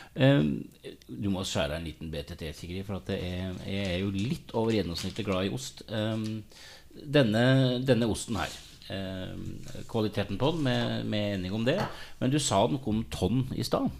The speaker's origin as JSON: {"language": "Norwegian", "town": "Hole", "region": "Buskerud", "country": "Norway", "said": "står jo litt i en lokal matbutikk hjemme i Hole, da, og selger ost om sommeren"}